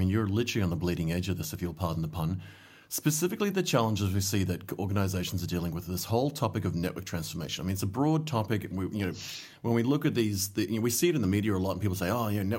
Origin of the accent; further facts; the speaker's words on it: Solomon Islands; moved away; I grew up in the Solomon Islands